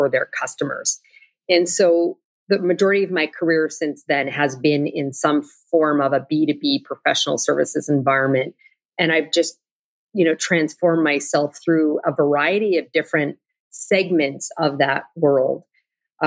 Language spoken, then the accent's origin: English; Canada; moved away as an adult; now in United States; as a Canadian originally